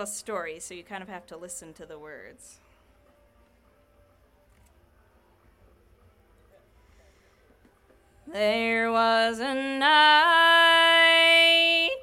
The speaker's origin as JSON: {"language": "English", "town": "Rural Retreat", "region": "Virginia", "country": "United States", "tie": "born or raised there", "said": "Rural Retreat, Virginia, my hometown"}